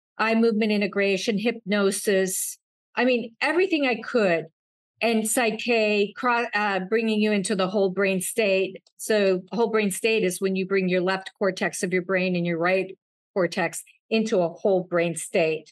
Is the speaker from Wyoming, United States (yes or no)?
yes; Wyoming, United States; when I was young, at 10 years old, I grew up in Wyoming